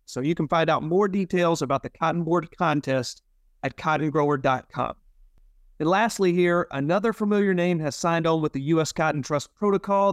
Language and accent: English; Mississippi, United States; my home state of Mississippi